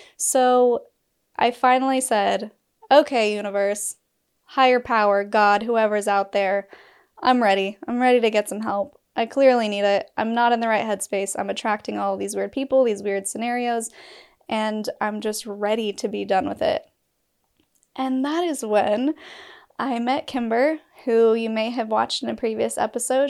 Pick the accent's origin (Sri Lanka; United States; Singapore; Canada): United States; Utah; I'm from Utah